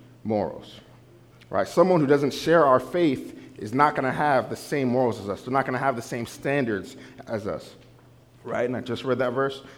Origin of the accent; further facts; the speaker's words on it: New Jersey, United States; I'm from New Jersey